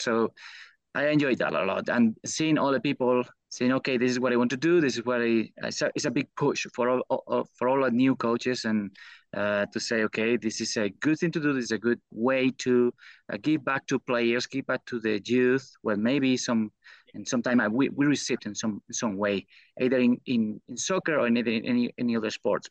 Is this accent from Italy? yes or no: no; Spain; English is a second language; moved away as an adult; now in United States; I come from Spain